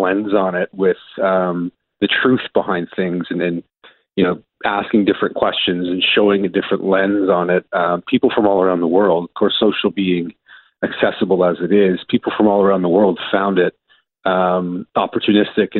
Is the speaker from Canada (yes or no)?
yes; Milton, Ontario, Canada; Growing up in Milton as a young boy